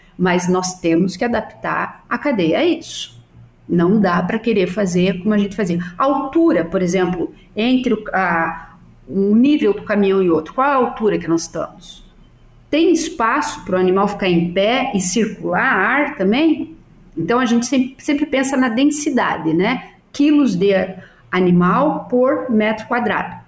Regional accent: Salto Veloso, Santa Catarina, Brazil; moved away; eu tenho meu tio que é agrônomo em Salto Veloso, é agrônomo da prefeitura, e meus primos que trabalham

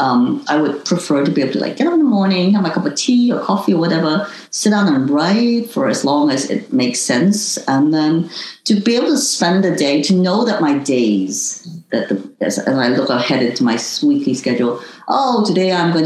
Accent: Hong Kong; moved away; also born or lived in United States; having been born in Hong Kong and not as a local Chinese, but considered foreign as an Indonesian citizen

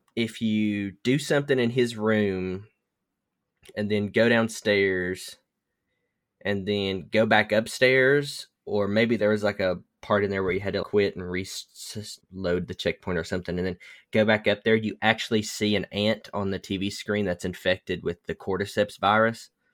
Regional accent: the South, United States; I was raised in the South

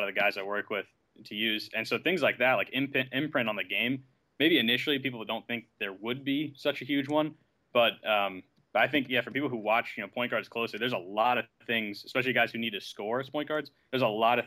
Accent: San Antonio, Texas, United States; I grew up in San Antonio

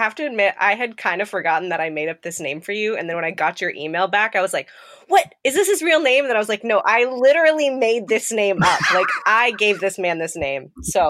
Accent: Manila, Metro Manila, Philippines; I grew up overseas in Manila, Philippines, and I grew up around a lot of poverty, quite frankly, and there's a lot of uneven development.

